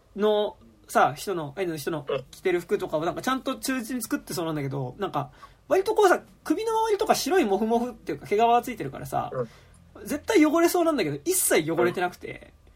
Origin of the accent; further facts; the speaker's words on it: Kichijoji, Tokyo, Japan; 僕の地元にある吉祥寺プラザっていう映画館